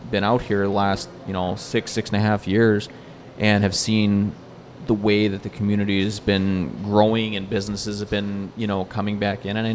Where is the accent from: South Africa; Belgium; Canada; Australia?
Canada; now in United States; I've lived in a lot of different areas. I came originally from Canada.